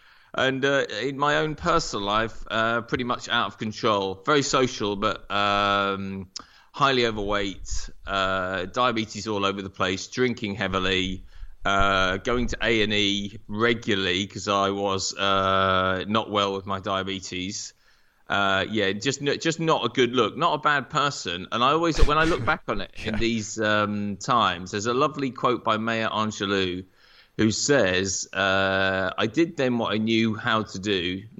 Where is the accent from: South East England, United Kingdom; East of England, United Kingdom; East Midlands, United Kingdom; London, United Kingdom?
East of England, United Kingdom; Norwich; also born or lived in America; So I grew up in Norwich, went to university both here and in America, so really lucky with that.